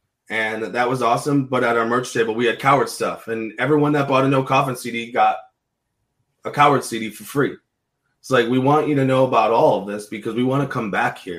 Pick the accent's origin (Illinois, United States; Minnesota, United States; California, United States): Illinois, United States; I'm from Illinois, and I moved here like 9 years ago.